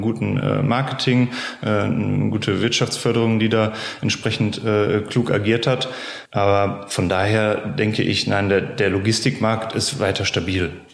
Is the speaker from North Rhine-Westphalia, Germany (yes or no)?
yes; Bochum, North Rhine-Westphalia, Germany; Ich komme selbst aus Bochum.